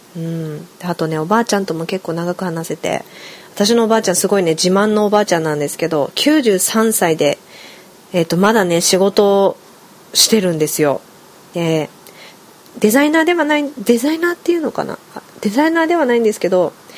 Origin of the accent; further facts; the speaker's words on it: Kushiro, Hokkaido, Japan; now in Tokyo, Japan; 私の地元が釧路なんですけど